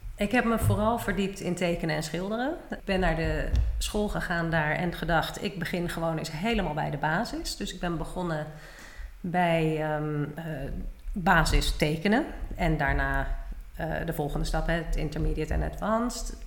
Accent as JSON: {"language": "Dutch", "town": "The Hague", "region": "South Holland", "country": "Netherlands", "also_born_or_lived": "Maastricht / Enschede / Seattle / New Orleans", "moved": "as an adult", "lives_now": "Almere, Netherlands", "said": "ik kom uit Den Haag."}